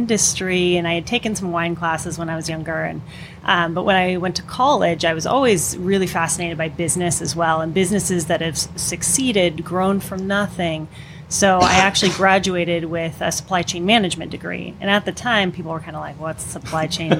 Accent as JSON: {"language": "English", "town": "Redondo Beach", "region": "California", "country": "United States", "tie": "born or raised there", "said": "So I'm born and raised in Southern California in Redondo Beach"}